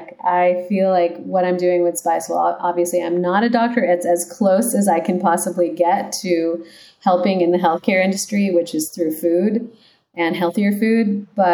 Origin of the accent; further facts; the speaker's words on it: San Jose, California, United States; also born or lived in Los Altos / Los Gatos; I grew up in the Bay Area. So okay. First in San Jose, and then moved to Los Altos and Los Gatos